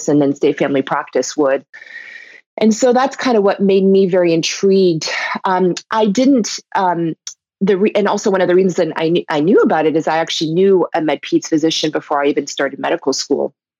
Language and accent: English; Belgium; moved away; I was born in Belgium